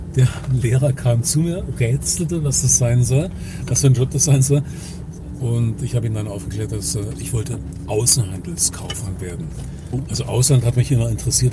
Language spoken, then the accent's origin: German; Dresden, Saxony, Germany; geboren ja. bin ich nicht in Dresden, aber ich bin in Dresden schon irgendwie groß geworden